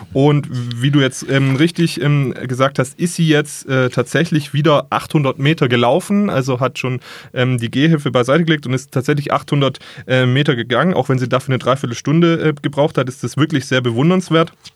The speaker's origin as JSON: {"language": "German", "town": "Ravensburg", "region": "Baden-Württemberg", "country": "Germany", "said": "bei uns in Ravensburg"}